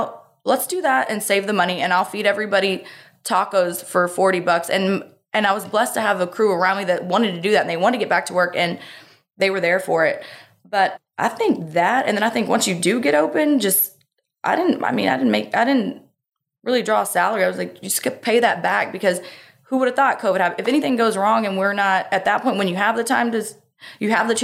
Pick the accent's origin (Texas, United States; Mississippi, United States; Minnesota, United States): Texas, United States; Texas coast, United States; we were on the Texas coast our whole life